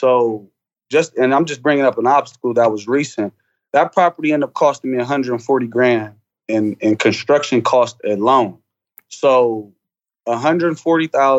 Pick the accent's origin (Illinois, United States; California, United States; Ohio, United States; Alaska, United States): Ohio, United States; Columbus; born and raised Columbus, Ohio.